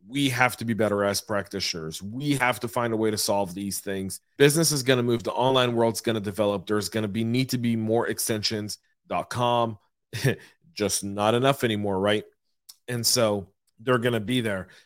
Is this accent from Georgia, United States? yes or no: yes; Atlanta, Georgia, United States; my hometown of Atlanta, Georgia